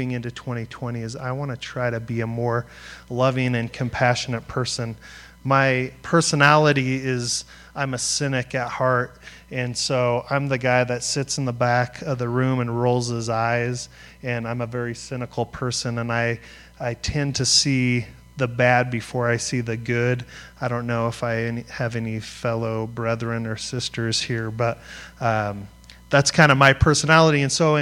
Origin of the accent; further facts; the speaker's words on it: Greeley, Colorado, United States; I grew up in Greeley, Colorado, listening to punk rock music